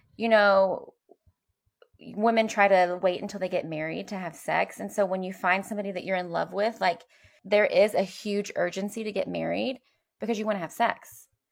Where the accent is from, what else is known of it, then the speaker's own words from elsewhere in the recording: Louisville, Kentucky, United States; I grew up here in Louisville